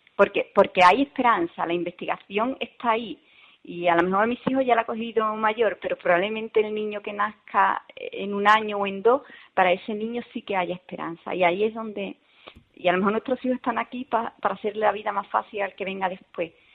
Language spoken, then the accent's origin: Spanish; Seville, Andalusia, Spain; also born or lived in Rincón de la Victoria, Málaga; yo soy de Sevilla